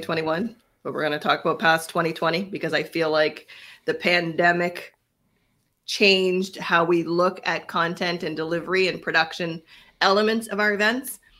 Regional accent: Canada; We are Canadian

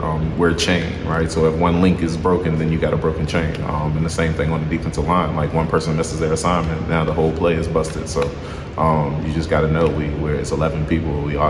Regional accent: Bedford County, Virginia, United States; I was born in Bedford County. My mom and dad are both from Bedford County.

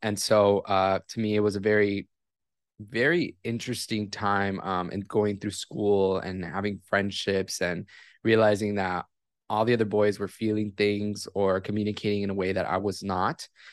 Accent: Miami, Florida, United States; I was born and raised in Miami, Florida

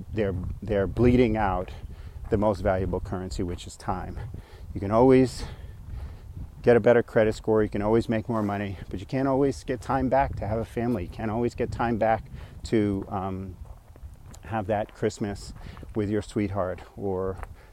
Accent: New York, United States; also born or lived in San Francisco Bay Area, California; now in Phoenix, United States; I'm a New Yorker

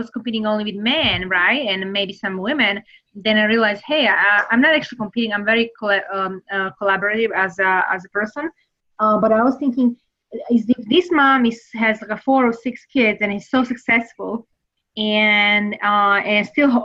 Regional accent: Serbia; English is a second language; now in United States; I am originally from Serbia, so I really want to know and experience United States. And because I really loved it, I decided to move here

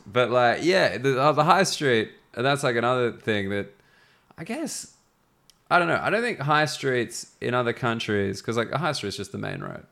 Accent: Sydney, New South Wales, Australia; accent: educated Australian; now in London, United Kingdom; I'm from Sydney

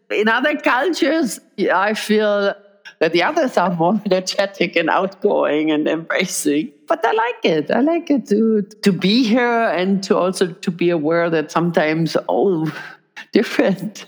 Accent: Berlin, Germany; now in Switzerland; It's my hometown, my favorite town, and I miss Berlin and the spirit there

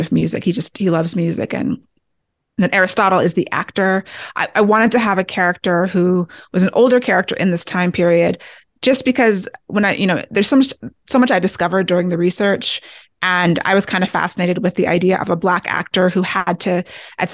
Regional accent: Maryland outside of D.C., United States; I grew up in Maryland outside of D.C. and have a lot of family in Washington, D.C.

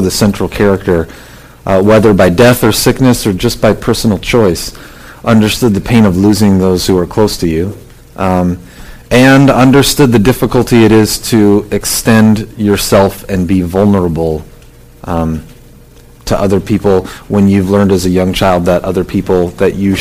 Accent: Southern California, United States; I grew up in Southern California.

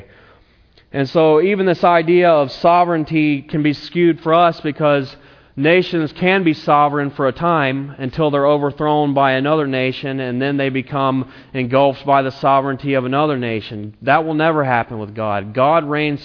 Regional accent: South Carolina, United States; moved away as an adult; also born or lived in Tennessee; now in Napa, United States; I'm from South Carolina, and I went to a place in Tennessee

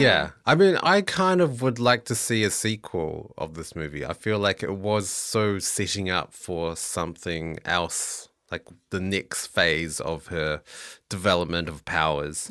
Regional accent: New Zealand; moved away; I'm originally from New Zealand

